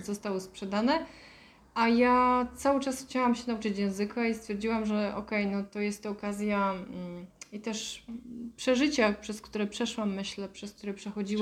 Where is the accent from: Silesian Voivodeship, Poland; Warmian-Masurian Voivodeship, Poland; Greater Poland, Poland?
Silesian Voivodeship, Poland; Bielsko-Biała; moved away as an adult; also born or lived in Ireland; urodziłam się w Bielsko-Białej